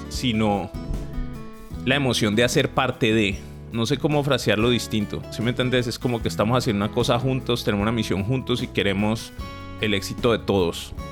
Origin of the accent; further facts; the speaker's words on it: Uruguay; Y ahora nosotros no somos pues no somos de mentalidad de equipo chiquito, somos uruguayos, ¿me entendés? Uruguay no tiene ni 3, 4 millones de habitantes